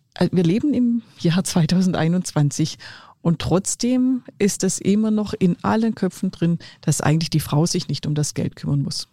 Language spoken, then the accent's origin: German; Swabia, Germany; accent: Swabian dialect; ich bin Schwäbin